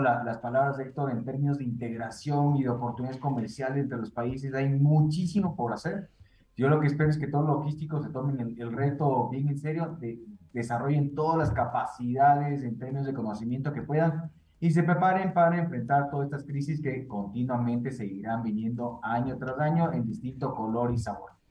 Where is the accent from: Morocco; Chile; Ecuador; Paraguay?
Ecuador; yo como ecuatoriano llevo viviendo en crisis